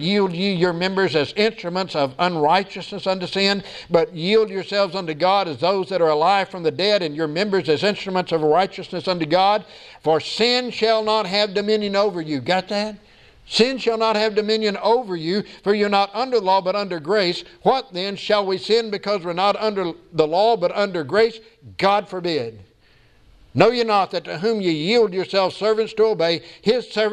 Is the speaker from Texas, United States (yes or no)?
yes; Texas, United States; being a Texan